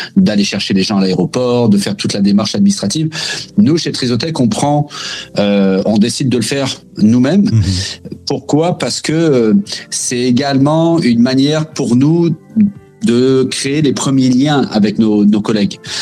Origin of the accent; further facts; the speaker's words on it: France; moved away as an adult; also born or lived in Quebec; now in Canada; en tant que Français